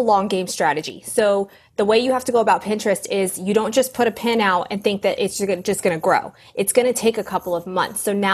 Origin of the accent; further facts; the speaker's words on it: Southern California, United States; Southern California